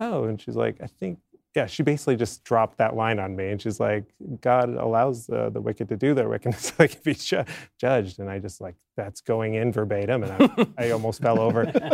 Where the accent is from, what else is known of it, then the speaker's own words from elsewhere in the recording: Maine, United States; moved away; I'm from Maine originally